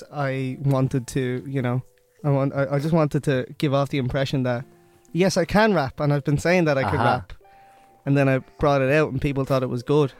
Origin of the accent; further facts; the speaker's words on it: Dublin, Leinster, Ireland; Dublin South Central. I'm from Drimnagh.